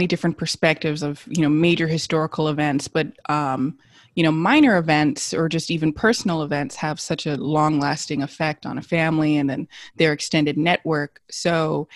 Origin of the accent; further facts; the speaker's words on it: Los Angeles, California, United States; I was born and raised in Los Angeles